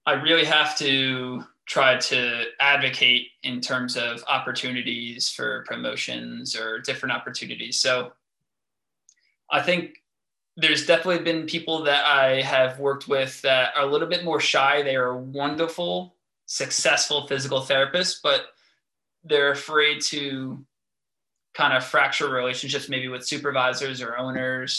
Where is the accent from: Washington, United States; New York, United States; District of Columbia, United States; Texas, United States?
New York, United States; moved away as an adult; now in New Jersey, United States; I have been here for a year and a half, and I still tell my patients it's a conversation piece that I'm from New York